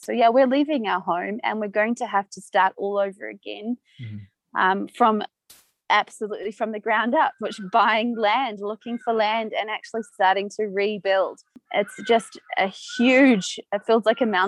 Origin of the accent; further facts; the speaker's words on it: New Zealand; moved away as an adult; now in Pemba, Mozambique; I'm from New Zealand